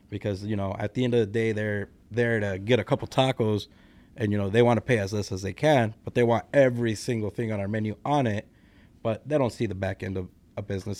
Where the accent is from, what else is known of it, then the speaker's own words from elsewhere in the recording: Las Vegas, Nevada, United States; moved away as an adult; also born or lived in California; now in Lombard, United States; I was born in California, but I was raised in, uh, Las Vegas, Nevada